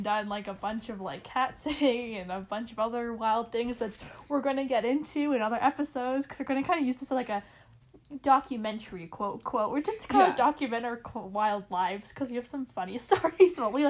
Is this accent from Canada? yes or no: yes; Canada; we're two best friends from Canada, currently in university taking business.